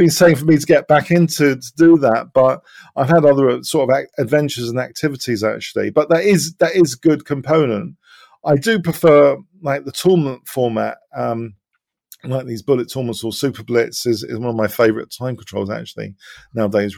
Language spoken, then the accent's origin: English; England, United Kingdom; my parents are from Cyprus originally. So I was born in England